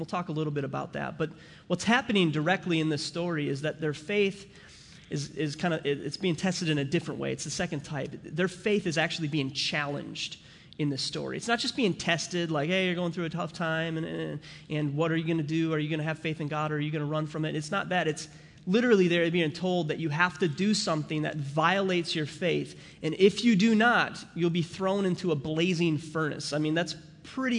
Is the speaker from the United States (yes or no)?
yes; St. Cloud, Minnesota, United States; also born or lived in St. Paul, Minnesota; I was born in St. Paul, Minnesota, and I grew up in St. Cloud, Minnesota